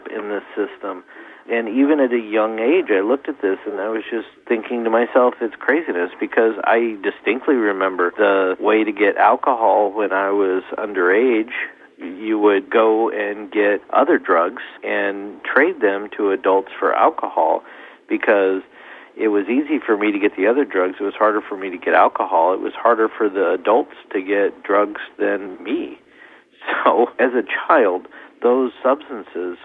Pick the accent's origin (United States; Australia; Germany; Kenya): United States; I'm an American